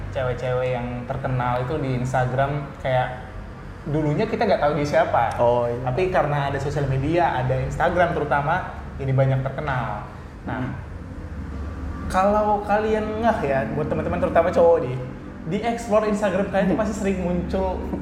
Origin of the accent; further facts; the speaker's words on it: Pematang Siantar, North Sumatra, Indonesia; aku juga dari Pematang Siantar